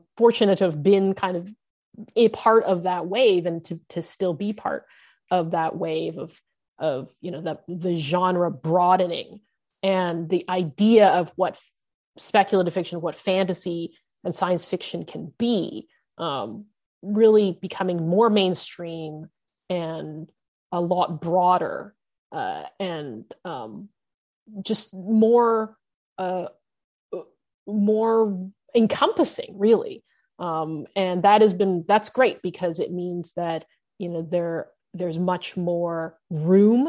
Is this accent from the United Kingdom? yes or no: no; Canada; I'm a second generation Asian Canadian American. I was born in Canada